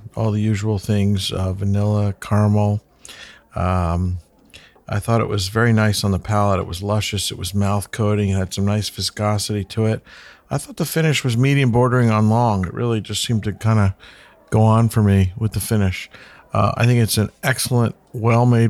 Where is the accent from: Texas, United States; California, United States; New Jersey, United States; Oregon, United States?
New Jersey, United States; I'm from South Jersey